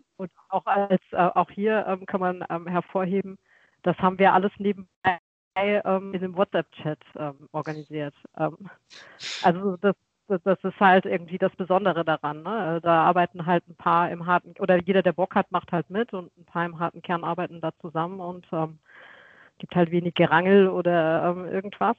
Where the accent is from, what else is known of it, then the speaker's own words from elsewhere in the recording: Weinheim, Baden-Württemberg, Germany; ich komme aus Weinheim an der Bergstraße nahegelegen zu Mannheim und ähm, Heidelberg